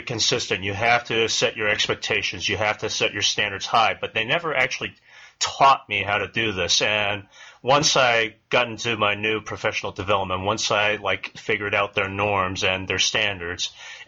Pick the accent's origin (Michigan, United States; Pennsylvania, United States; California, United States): California, United States; San Francisco Bay Area; I come from the San Francisco Bay Area